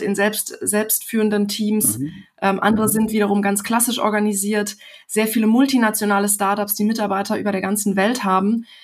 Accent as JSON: {"language": "German", "country": "Germany", "said": "uns Deutsche"}